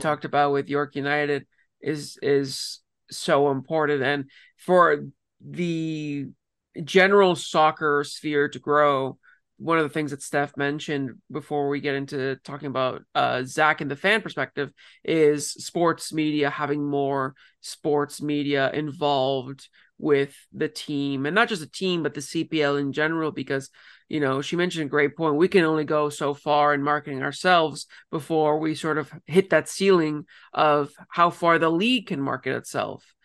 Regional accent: Ontario, Canada; moved away; somebody originally from Ontario

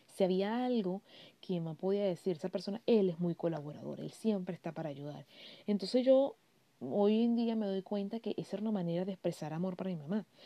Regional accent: Venezuela; moved away as an adult; also born or lived in Barquisimeto; Yo soy venezolana, vivo en un país europeo

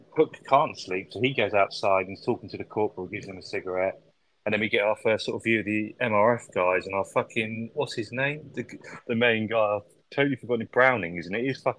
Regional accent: United Kingdom; we're British as well

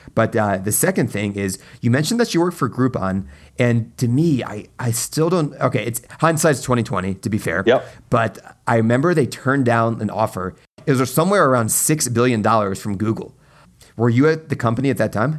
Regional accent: East Coast, United States; I grew up on the East Coast

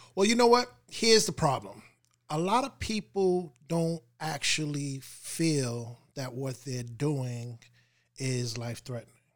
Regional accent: New York, United States; we're from New York

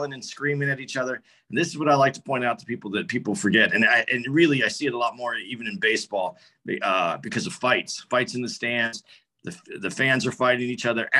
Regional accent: Arizona, United States; moved away as an adult; now in New Jersey, United States; I'm from Arizona. My kids still live in Phoenix and I live in New Jersey now

